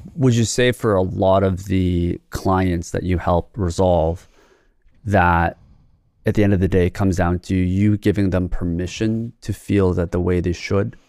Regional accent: South Korea; moved away; I was born in Korea

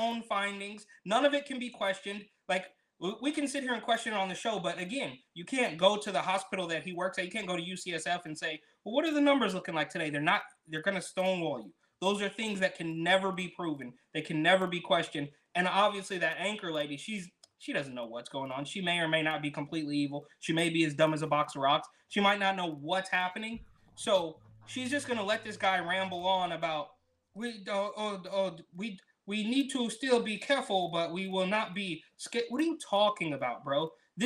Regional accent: San Francisco Bay Area, California, United States; moved away as an adult; now in Florida, United States; growing up in the Bay Area, where not very many people have

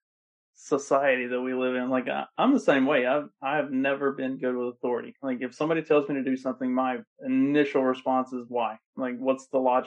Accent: Kentucky, United States; moved away; also born or lived in Bucks County, Pennsylvania; I'm originally from Kentucky

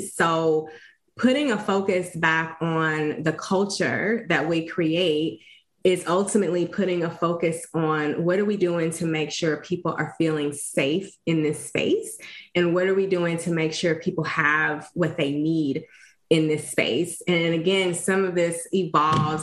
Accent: East St. Louis, Illinois, United States; my own personal journey growing up in East St. Louis.

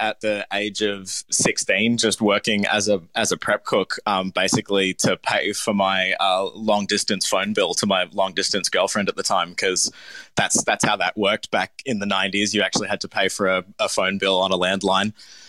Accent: Melbourne, Victoria, Australia; I was born in Melbourne. I grew up here, went to primary school here. I moved back to Melbourne permanently about 11 years ago.

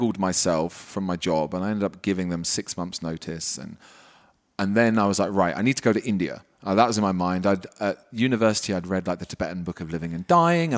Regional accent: United Kingdom; also born or lived in Wales / London; I grew up just outside London.

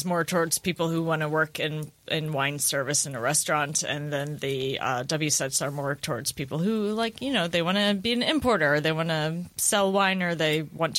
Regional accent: St. Louis, Missouri, United States; I'm from St. Louis.

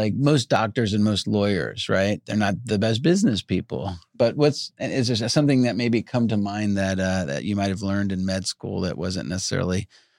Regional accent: Long Island, New York, United States; I grew up on Long Island in New York, and most everybody in my little town went to Dr. Serrano.

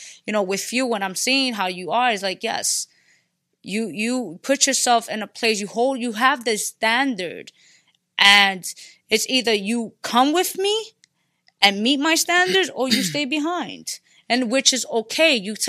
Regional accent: Bronx, New York, United States; I'm from the Bronx, Puerto Rican from the Bronx.

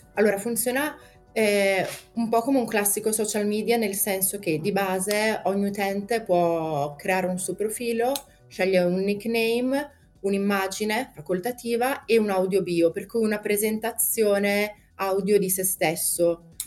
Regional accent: Brescia, Lombardy, Italy; sono di Brescia

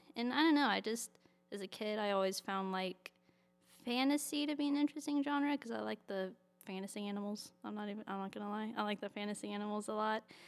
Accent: Birmingham, West Midlands, United Kingdom; moved away; Birmingham, which is where I grew up

